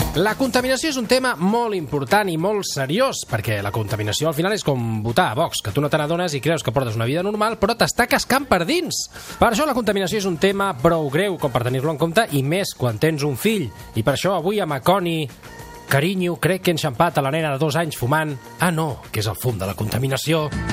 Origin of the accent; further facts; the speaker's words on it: Sabadell, Catalonia, Spain; jo sóc de Sabadell